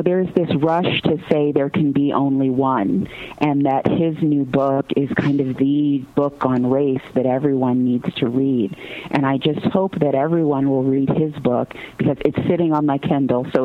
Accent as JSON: {"language": "English", "town": "Gary", "region": "Indiana", "country": "United States", "tie": "born or raised there", "said": "I grew up in Gary, Indiana, me and …, though at different times"}